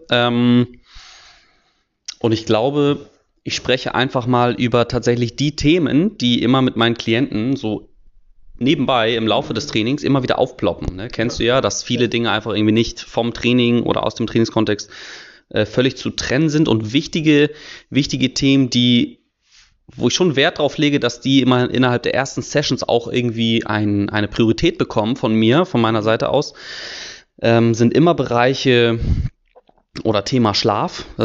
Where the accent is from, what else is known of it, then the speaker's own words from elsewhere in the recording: Hamburg, Germany; born there; 27 Jahre alt, geboren in Hamburg